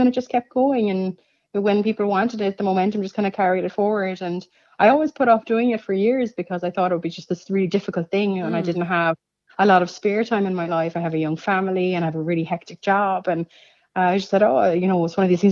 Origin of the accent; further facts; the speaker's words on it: Cork, Munster, Ireland; now in Ferrybank, Ireland; I'm actually completely foreign. I'm from Cork.